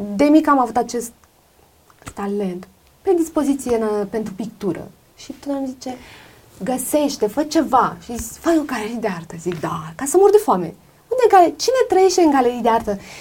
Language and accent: Romanian; Romania; moved away; also born or lived in Greece; sunt româncă